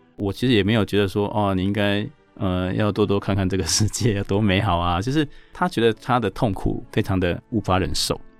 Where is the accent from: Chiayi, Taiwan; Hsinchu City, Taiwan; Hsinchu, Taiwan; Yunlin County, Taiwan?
Chiayi, Taiwan; now in Taipei, Taiwan; 我是嘉义人